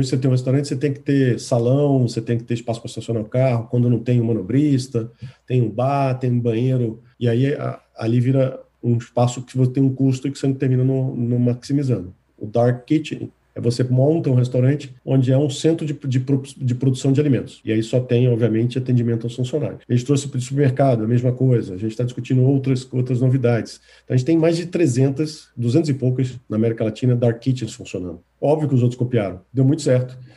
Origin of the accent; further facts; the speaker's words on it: Recife, Pernambuco, Brazil; now in Fortaleza, Brazil; Eu sou recifense, nasci em Recife, morei pouco tempo, mas voltei depois de casado a trabalho.